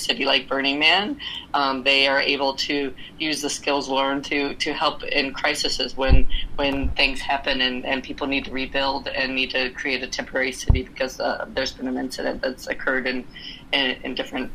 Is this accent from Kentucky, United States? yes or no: yes; Louisville, Kentucky, United States; moved away as an adult; also born or lived in Granville, Ohio; I am from Louisville, Kentucky.